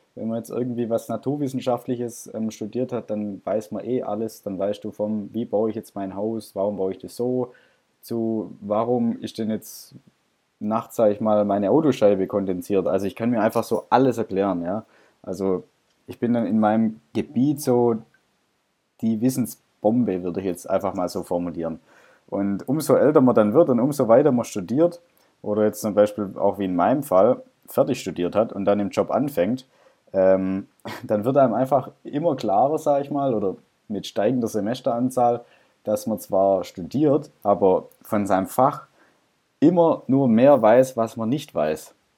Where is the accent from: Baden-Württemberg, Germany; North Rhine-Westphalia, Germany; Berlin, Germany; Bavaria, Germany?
Baden-Württemberg, Germany; Stuttgart; ich komme aus Stuttgart.